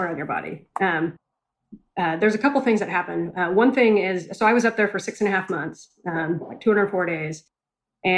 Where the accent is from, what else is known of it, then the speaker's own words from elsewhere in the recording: Spokane, Washington, United States; I grew up out in Spokane, Washington